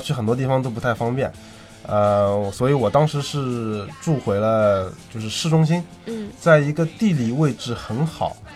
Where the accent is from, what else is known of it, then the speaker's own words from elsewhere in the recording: China; 我们中国人